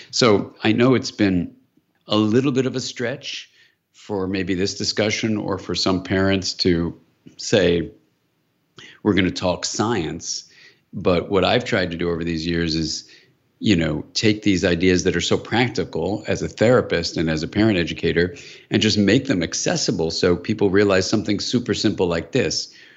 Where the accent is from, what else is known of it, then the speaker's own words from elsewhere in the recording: California, United States; I'm from California